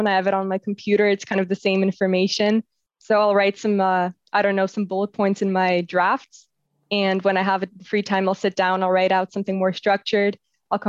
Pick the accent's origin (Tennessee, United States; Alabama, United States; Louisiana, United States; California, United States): California, United States; San Jose; moved away as an adult; also born or lived in Russia; now in Netherlands; when I was little, my family and I moved from Russia to California. I grew up in San Jose